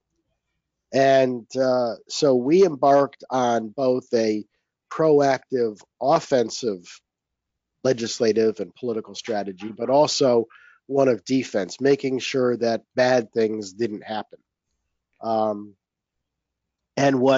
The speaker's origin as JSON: {"language": "English", "region": "Connecticut", "country": "United States", "tie": "born or raised there", "said": "I grew up in Connecticut"}